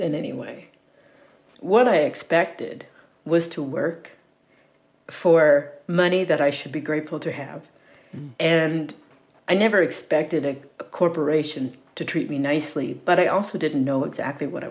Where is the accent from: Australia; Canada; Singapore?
Canada; Cape Breton, Nova Scotia; moved away as an adult; also born or lived in Fort McMurray; growing up in Cape Breton, we had lived through so much economic collapse by that point